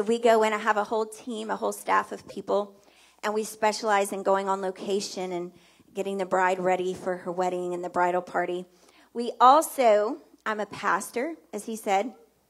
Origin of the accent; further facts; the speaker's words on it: New Orleans, Louisiana, United States; We are from New Orleans, obviously.